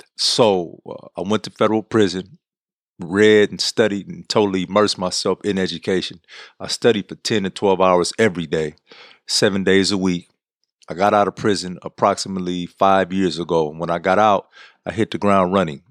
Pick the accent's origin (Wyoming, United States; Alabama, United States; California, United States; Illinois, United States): California, United States; San Francisco; I was born and raised in San Francisco